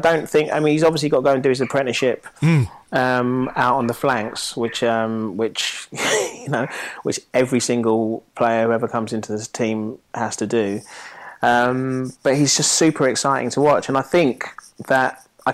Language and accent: English; Nigeria; being Nigerian